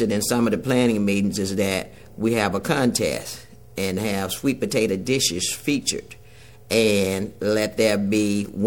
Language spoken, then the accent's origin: English; Mound Bayou, Mississippi, United States; Growing up in Mound Bayou was an experience of not a true Mississippi experience, because Mound Bayou is an all-black town